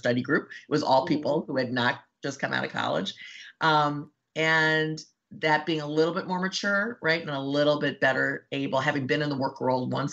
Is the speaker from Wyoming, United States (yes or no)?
no; Beachwood, Ohio, United States; moved away as an adult; also born or lived in Chicago; I grew up in a suburb called Beechwood, which some people may know. It's just east of Shaker Heights